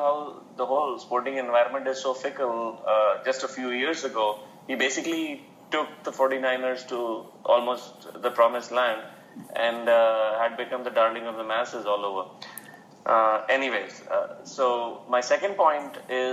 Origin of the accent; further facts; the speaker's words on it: India; we grew up in India